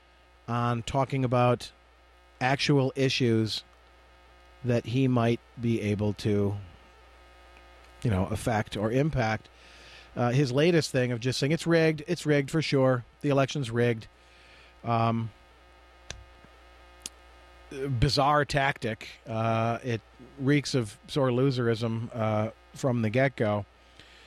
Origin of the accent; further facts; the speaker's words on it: Jackson, Michigan, United States; in my teenage years growing up in Jackson